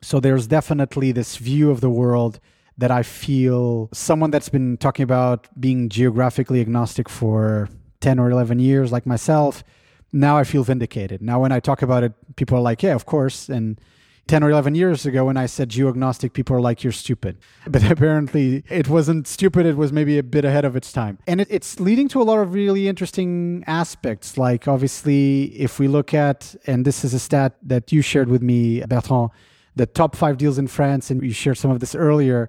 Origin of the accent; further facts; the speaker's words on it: Portugal; moved away; In my home country, Portugal